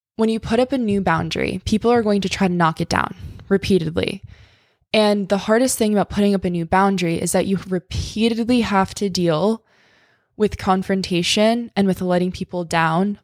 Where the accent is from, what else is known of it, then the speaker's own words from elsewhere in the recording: New York, United States; I'm from New York. I'm used to the city